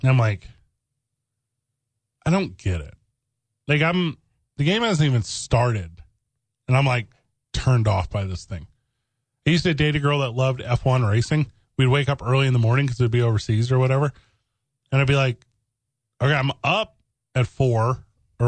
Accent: East St. Louis, Illinois, United States; now in Albuquerque, United States; growing up in East St. Louis, which is technically in Illinois

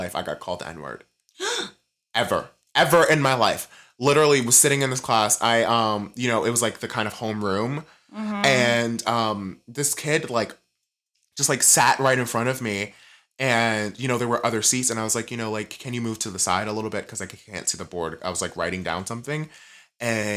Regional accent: New York, United States; moved away; We don't say ma'am in New York

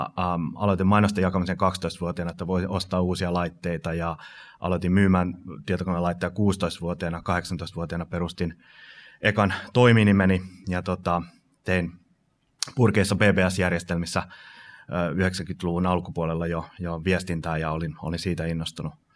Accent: Finland; moved away; also born or lived in United States; mä muutin Yhdysvalloista takaisin Suomen 2006

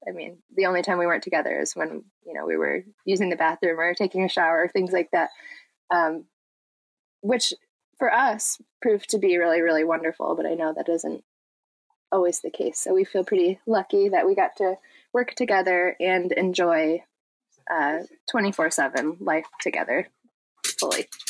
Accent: Michigan, United States; we're from Michigan

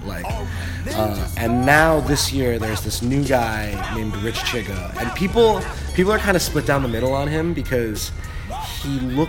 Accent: China; being from China for like, you know, 10 or 15 minutes, especially like people will assume I'm from Beijing. Like, my accent is like pretty strong and like dead on.

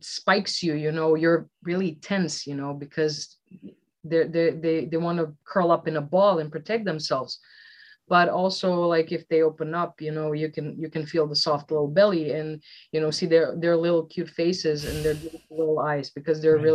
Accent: Velika Gorica, Zagreb County, Croatia; my hometown of Velika Gorica is such a small, teeny tiny town

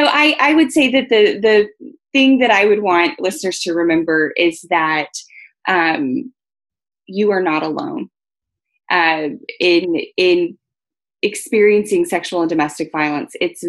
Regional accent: Texas, United States; I came from Texas. I lived in Germany for a while

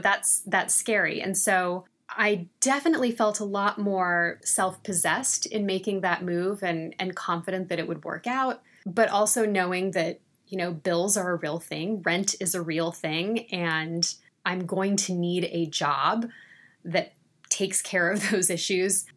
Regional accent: Central Valley, California, United States; moved away as an adult; also born or lived in Los Angeles; My California girl experience was in the farms of the Central Valley. I grew up in a very rural community

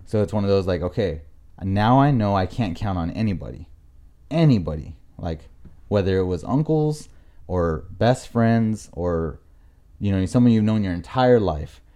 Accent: La Mirada, California, United States; moved away as an adult; also born or lived in Buena Park; now in Lake Elsinore, United States; I'm from La Mirada, Norwalk area.

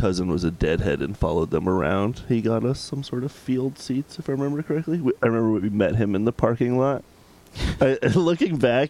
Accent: Potomac, Maryland, United States; now in Washington, D.C., United States; I am actually from Potomac, Maryland, same county.

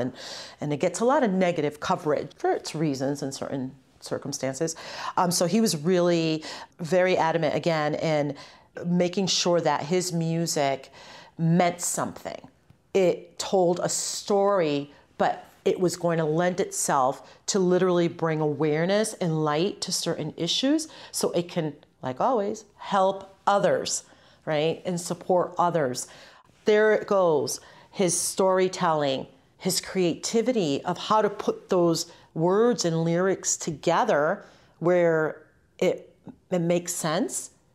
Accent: Holyoke, Massachusetts, United States; also born or lived in Ciales, Puerto Rico; Holyoke, the city that I grew up in. I came here from Puerto Rico. I was born in Ciales, Puerto Rico, in un campito, en la montaña. I came here when I was two years old

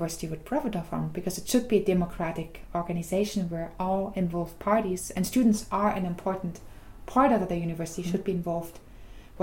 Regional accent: Germany; moved away as an adult; now in Groningen, Netherlands; I'm originally from Germany.

